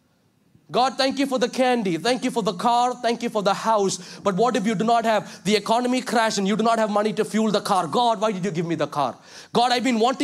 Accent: Kerala, India; now in Chicago, United States; I love the Kerala values that is imbibed in me

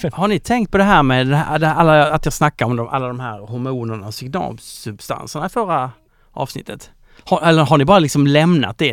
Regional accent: Kristianstad, Skåne, Sweden; moved away; jag är från Kristianstad

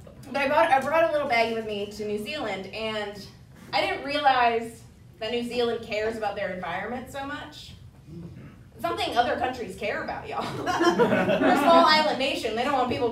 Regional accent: New Jersey, United States; I'm from New Jersey

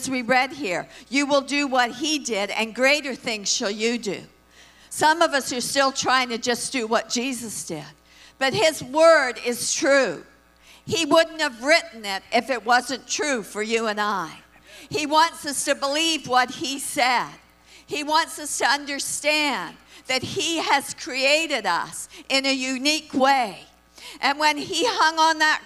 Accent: Brampton, Ontario, Canada; When I grew up in my city, when I grew up in Brampton, all that lived there were Anglo people

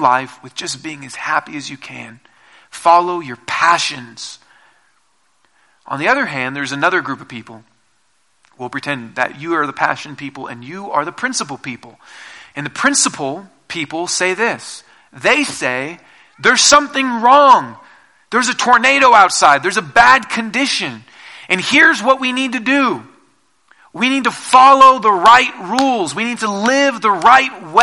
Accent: Seattle, Washington, United States; now in Colorado, United States; I'm from Seattle originally, and we don't have tornadoes there

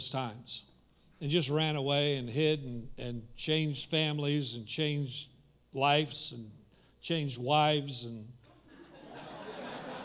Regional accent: Kansas, United States; moved away; I grew up in Kansas

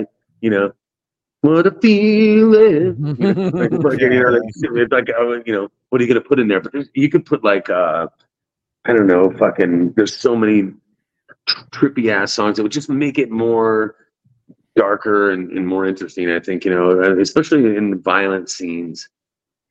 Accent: Sarasota, Florida, United States; Sarasota is where I grew up. I went to school here.

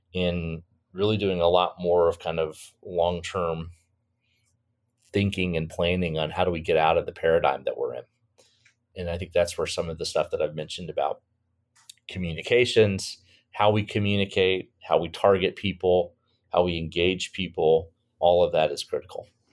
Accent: Florida, United States; my home state of Florida

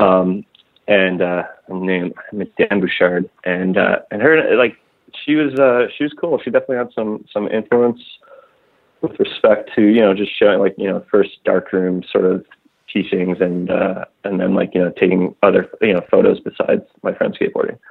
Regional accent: Ottawa, Ontario, Canada; I grew up in Ottawa, Canada, which is uh, between Toronto and Montreal

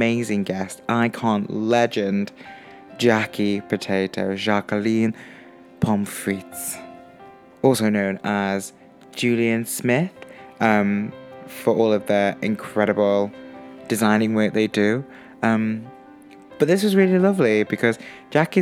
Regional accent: Stoke-on-Trent, West Midlands, United Kingdom

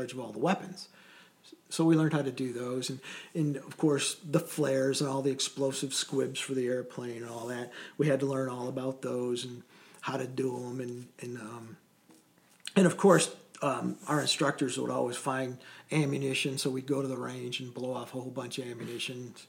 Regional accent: Michigan, United States; I was from Michigan, and I went to Traverse City

